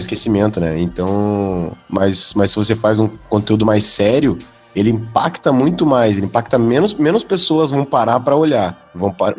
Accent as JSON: {"language": "Portuguese", "town": "Porto Alegre", "region": "Rio Grande do Sul", "country": "Brazil", "said": "eu sou daqui"}